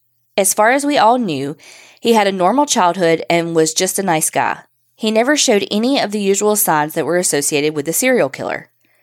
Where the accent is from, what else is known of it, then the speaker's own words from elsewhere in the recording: Barnwell, South Carolina, United States; I grew up in Barnwell, South Carolina, which is a really small town. Everybody knew everybody's business.